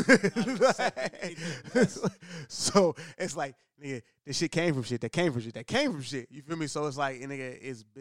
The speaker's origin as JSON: {"language": "English", "town": "Oakland", "region": "California", "country": "United States", "said": "I'm from Oakland"}